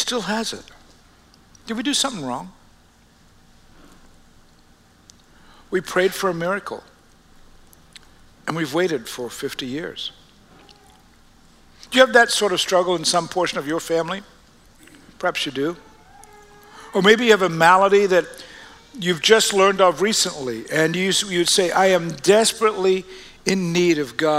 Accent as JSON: {"language": "English", "country": "Australia", "tie": "born or raised there", "moved": "yes", "said": "We're born and raised in Australia, all of us, and going back to the early 1800s"}